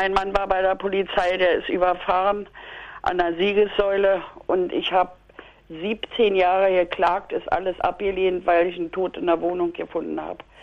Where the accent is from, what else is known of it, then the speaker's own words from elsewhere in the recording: Rhinow, Brandenburg, Germany; Ich bin aus Rhino